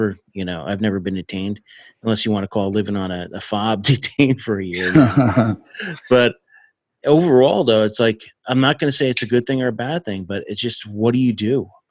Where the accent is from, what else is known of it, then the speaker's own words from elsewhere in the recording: New Jersey, United States; moved away; I grew up in Jersey.